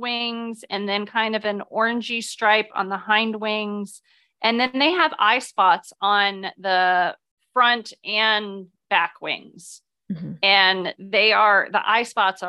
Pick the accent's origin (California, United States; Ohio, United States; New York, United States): Ohio, United States; I'm from Ohio